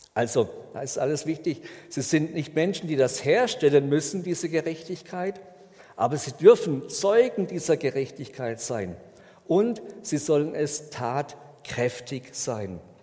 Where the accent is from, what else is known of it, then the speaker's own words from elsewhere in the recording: Germany; bei uns in Deutschland